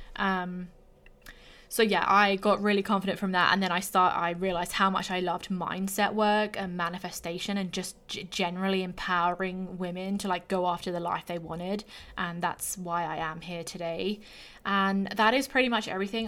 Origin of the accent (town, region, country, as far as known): England, United Kingdom; moved away as an adult; also born or lived in Australia; now in Canada